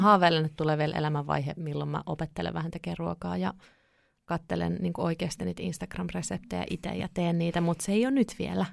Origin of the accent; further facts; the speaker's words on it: Kouvola, Kymenlaakso, Finland; also born or lived in Kuhmo, Kainuu; mä oon kotosin Kouvolasta